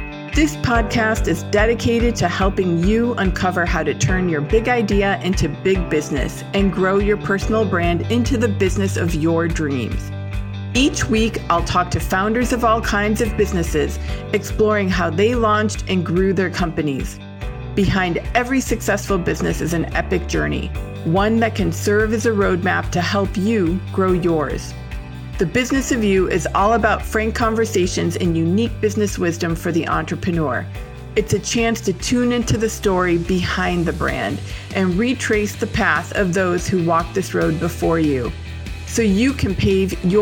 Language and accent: English; Buffalo, New York, United States; I am born and raised in Buffalo, New York